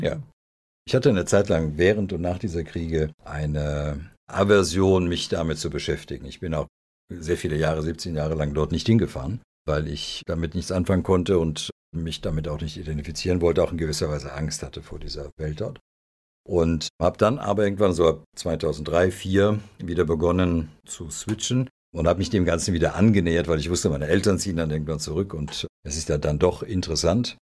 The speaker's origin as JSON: {"language": "German", "area": "Rheingau", "region": "Hesse", "country": "Germany", "tie": "born or raised there", "also_born_or_lived": "Belgrade, Serbia / Leeds, England", "said": "Ich bin im Rheingau zur Schule gegangen, in die Grundschule, dann aufs Gymnasium"}